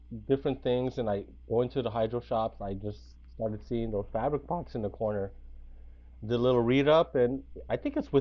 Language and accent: English; San Francisco, California, United States; also born or lived in Bay Area; SFC Grown, it comes from being born and raised in San Francisco.